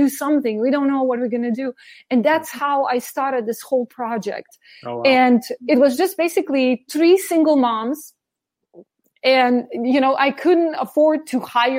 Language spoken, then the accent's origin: English; Slovenia; also born or lived in New York City, United States; now in Germany; my hometown in Slovenia